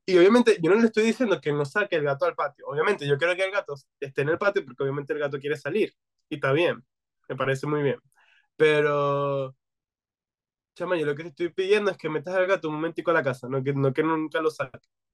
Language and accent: Spanish; Venezuela; now in United States; que venimos de Venezuela